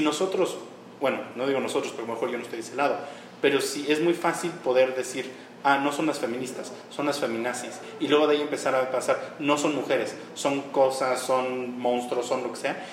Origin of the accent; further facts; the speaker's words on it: Nezahualcóyotl, State of Mexico, Mexico; soy de Nezahualcóyotl